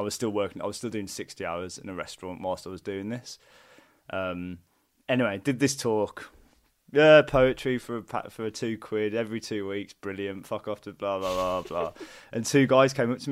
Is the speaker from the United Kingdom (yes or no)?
yes; Wolverhampton, West Midlands, United Kingdom; moved away as an adult; also born or lived in London; I'm from Wolverhampton, from Purton, and I went down to university in London.